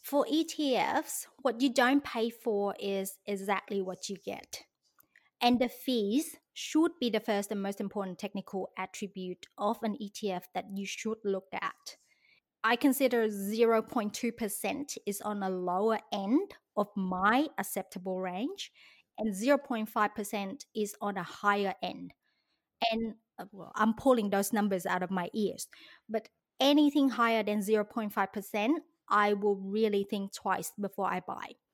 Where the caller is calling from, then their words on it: Australia; moved away as an adult; as you can tell by my accent, I was not born in Australia, but I live here now and I'm calling it home